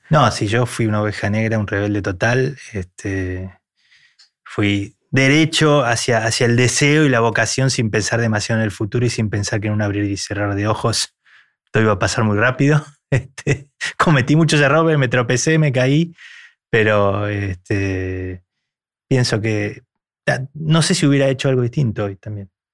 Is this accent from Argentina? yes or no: yes; Argentina; a mí me seleccionaron como representante argentino